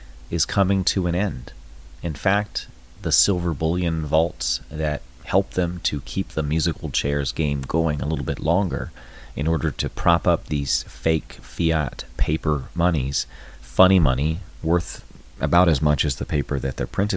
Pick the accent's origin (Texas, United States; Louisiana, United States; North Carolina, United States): North Carolina, United States; I'm from North Carolina